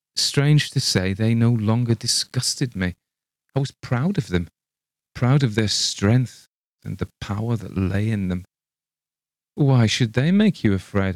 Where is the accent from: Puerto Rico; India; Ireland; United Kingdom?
United Kingdom; England; I read it as an Englishman